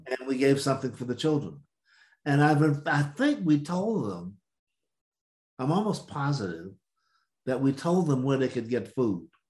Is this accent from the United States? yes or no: yes; the South, United States; I'm from the South